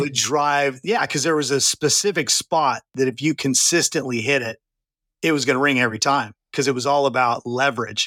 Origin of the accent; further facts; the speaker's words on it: Santa Clarita, California, United States; moved away as an adult; also born or lived in Redding, California; now in Texas, United States; I'm actually from California. I was born and raised in what's now called Santa Clarita